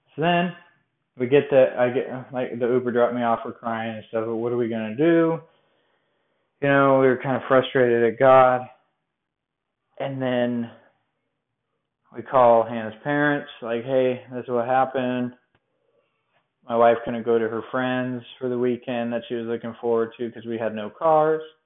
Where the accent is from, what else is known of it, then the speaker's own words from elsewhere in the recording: Colorado, United States; now in Bowling Green, United States; I'm from Colorado